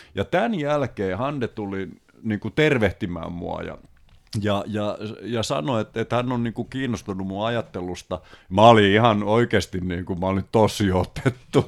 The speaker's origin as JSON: {"language": "Finnish", "town": "Paimio", "region": "Southwest Finland", "country": "Finland", "tie": "born or raised there", "moved": "as an adult", "said": "me ollaan Paimiosta kotosi"}